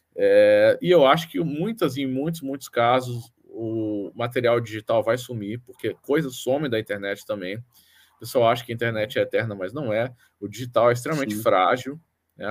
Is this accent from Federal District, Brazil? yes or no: yes; Brasília, Federal District, Brazil; moved away; eu venho de Brasília, né? Originalmente